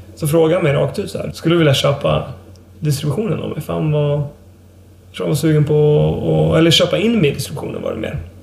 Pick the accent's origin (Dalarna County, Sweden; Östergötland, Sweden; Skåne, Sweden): Dalarna County, Sweden; Leksand; also born or lived in Åre; now in Umeå, Sweden; jag är uppvuxen i Laknäs. En ännu mindre by. Som ligger då en mil utanför Leksand.